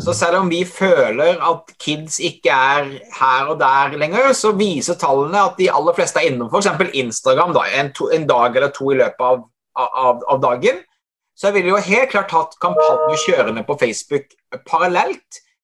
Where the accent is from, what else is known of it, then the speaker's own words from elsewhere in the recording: Hovden, Agder, Norway; Jeg kommer fra Hovden i Setesdal